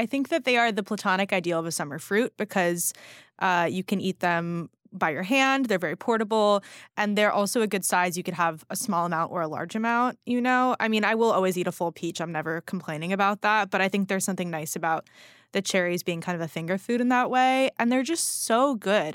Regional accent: California, United States; now in New York, United States; I grew up in California eating strawberries

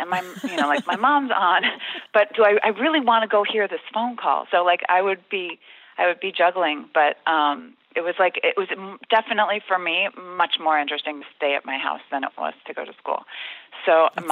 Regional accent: Chicago, Illinois, United States; I was from Chicago, and I would kind of swallow the D

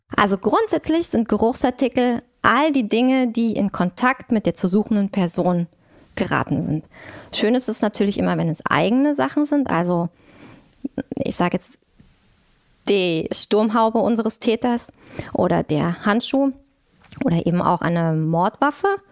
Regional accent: Thuringia, Germany; moved away as an adult; now in Berlin, Germany; komme ich aus Thüringen

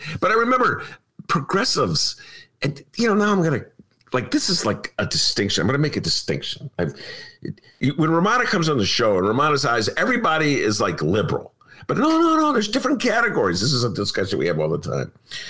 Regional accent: Evanston, Illinois, United States; I would care because it's my hometown.

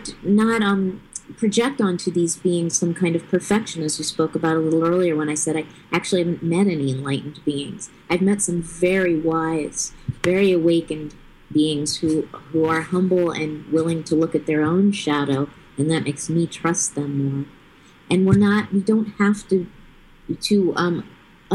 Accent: Taos, New Mexico, United States; childhood and growing up in Taos, New Mexico in the early hippie days

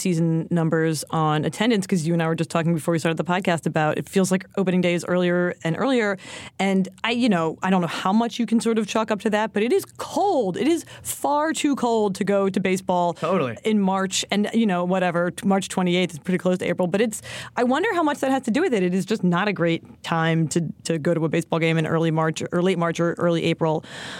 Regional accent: Philadelphia, Pennsylvania, United States; I'm from Philly

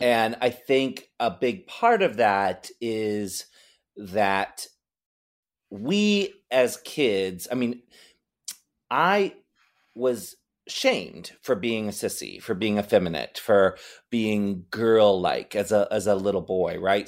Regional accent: Maryland, United States; now in San Francisco, United States; I grew up in Maryland

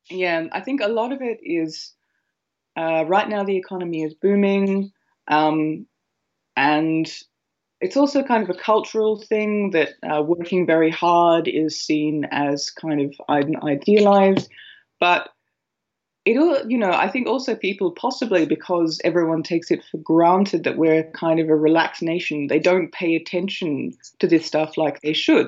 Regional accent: Australia; moved away as an adult; now in Ireland; I'm an Australian working in Ireland for an American company

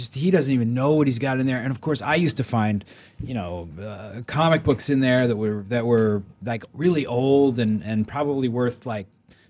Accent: Maryland, United States; No, I mean, I grew up in Maryland, and the thing that really changed my life was, you know, I grew up in kind of the suburbs

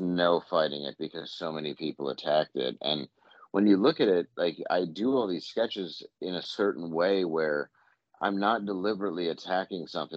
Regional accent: Midwest, United States; I'm from the Midwest

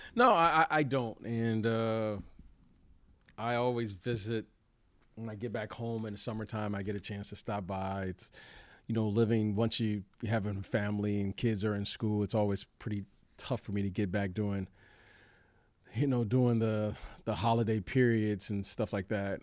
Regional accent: Detroit, Michigan, United States; moved away; growing up in Detroit

